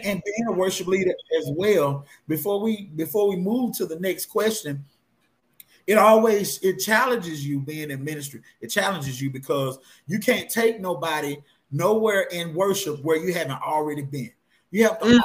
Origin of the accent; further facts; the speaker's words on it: Blytheville, Arkansas, United States; born and raised in Blytheville, Arkansas